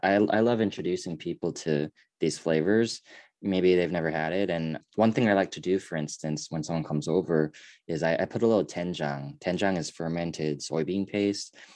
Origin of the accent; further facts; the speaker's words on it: United States; I am Korean, but I'm also American